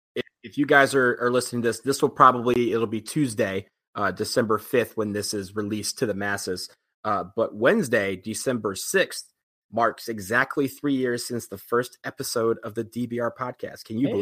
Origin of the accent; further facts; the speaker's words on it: Detroit, Michigan, United States; moved away; also born or lived in Washington D.C.; Detroit is my hometown